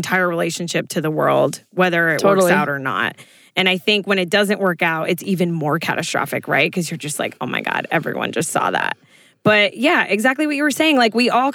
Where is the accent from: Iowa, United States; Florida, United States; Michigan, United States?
Florida, United States; South; I'm from South Florida.